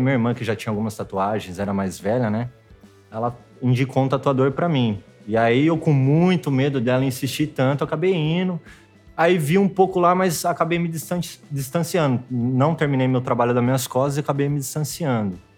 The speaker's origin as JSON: {"language": "Portuguese", "town": "Tirapina", "region": "São Paulo", "country": "Brazil", "lives_now": "Rio de Janeiro, Brazil", "said": "É, antes de vir pro Rio, eu tava morando em Piracicaba, mas eu ainda sou um pouquinho mais longe, sou de Tirapina, né? 15 mil habitantes"}